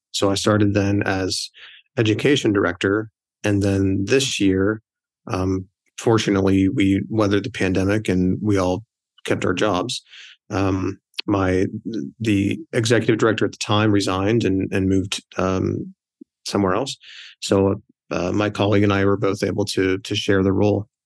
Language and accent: English; Scottdale, Pennsylvania, United States; I was born and raised here in this town